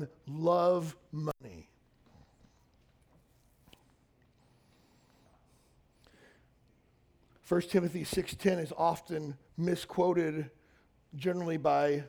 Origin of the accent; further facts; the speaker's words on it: Kentucky, United States; moved away; where I grew up in Kentucky